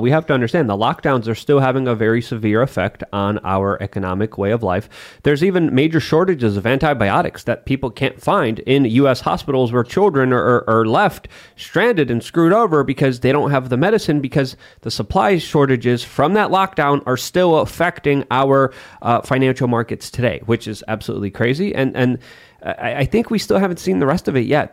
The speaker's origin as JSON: {"language": "English", "country": "Poland", "tie": "born or raised there", "moved": "yes", "said": "growing up in Poland"}